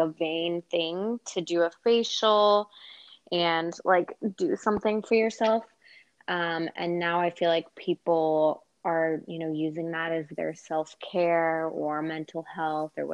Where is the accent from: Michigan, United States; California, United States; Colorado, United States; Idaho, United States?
Colorado, United States; moved away as an adult; also born or lived in Dallas, Texas; now in Austin, United States; I was born in Dallas and then moved to Colorado when I was like 6. And stayed there for 17 years. So Colorado is pretty much where I grew up